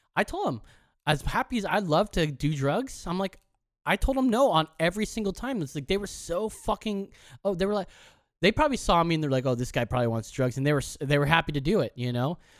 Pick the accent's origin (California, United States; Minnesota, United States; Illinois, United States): California, United States; Orange County; we are from Orange County